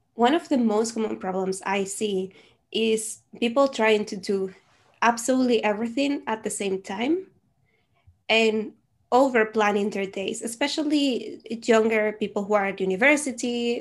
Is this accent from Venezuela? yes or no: yes; Venezuela; first language Spanish; English is a second language; now in Netherlands; I am originally from Venezuela, so my native language is Spanish, and I currently live in the Netherlands.